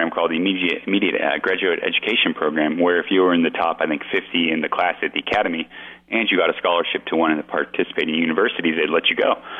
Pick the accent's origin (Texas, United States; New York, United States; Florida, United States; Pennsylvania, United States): Florida, United States; born there; You know, actually, I was born in Florida, Marty.